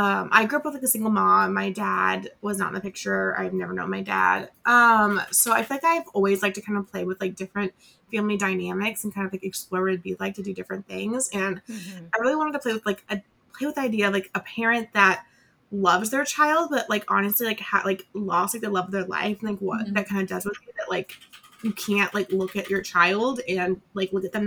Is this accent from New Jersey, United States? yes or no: no; Colorado, United States; like I grew up in Colorado, grew up going to Colorado once we moved.